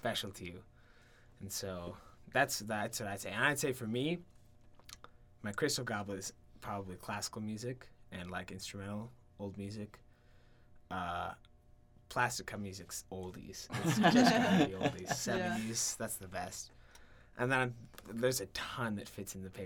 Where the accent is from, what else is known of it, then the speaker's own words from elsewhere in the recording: Pennsylvania, United States; I'm from Pennsylvania